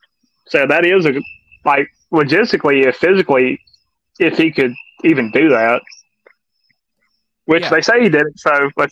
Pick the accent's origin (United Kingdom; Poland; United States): United States; the South; That's just because I'm from the South.